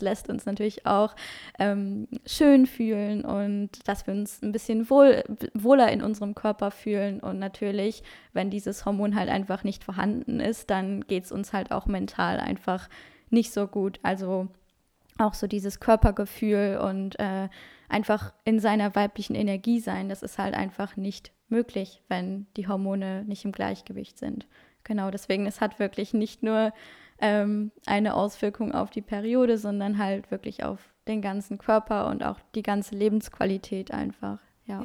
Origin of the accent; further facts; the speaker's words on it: Luxembourg; German is a second language; now in Wuppertal, Germany; ich bin 23 Jahre und komme ursprünglich aus Luxemburg, also auch gar nicht aus Deutschland. Deswegen Deutsch ist auch nicht meine Muttersprache